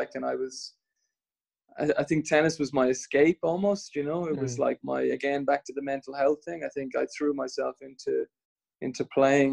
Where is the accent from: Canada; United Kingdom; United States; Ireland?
Ireland; Swords, Leinster; I grew up in Swords